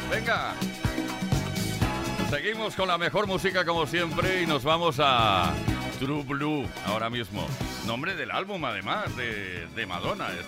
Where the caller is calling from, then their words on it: Barcelona, Catalonia, Spain; de Barcelona.